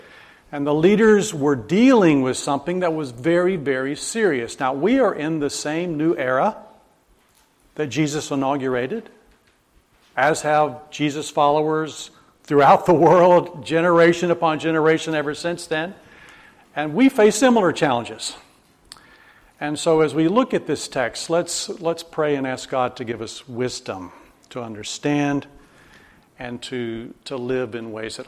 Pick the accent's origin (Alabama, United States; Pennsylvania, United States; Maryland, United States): Alabama, United States; accent: Southern; also born or lived in Japan; I grew up in Alabama, used to have a very thick southern accent.